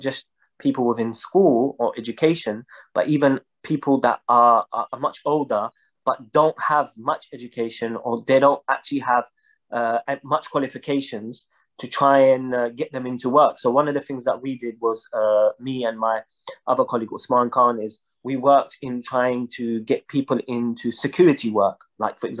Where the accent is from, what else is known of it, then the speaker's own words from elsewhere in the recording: London, United Kingdom; I was born and raised in London, in East London